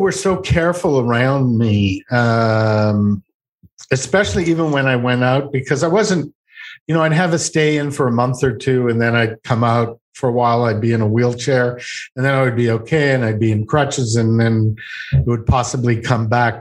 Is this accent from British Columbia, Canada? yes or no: no; Montreal, Quebec, Canada; I'm from Montreal